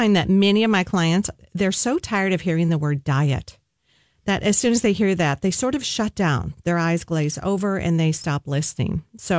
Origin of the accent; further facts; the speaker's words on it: the South, Southern United States, United States; accent: Southern; my Southern accent